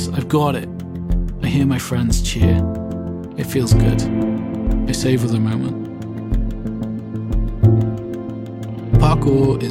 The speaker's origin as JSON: {"language": "English", "town": "Milford Haven", "region": "Wales", "country": "United Kingdom", "tie": "born or raised there", "said": "We're in a public park in my hometown of Milford Haven, Pembrokeshire, Wales"}